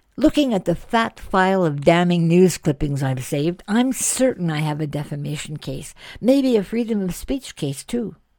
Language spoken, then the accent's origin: English; Canada; I'm Canadian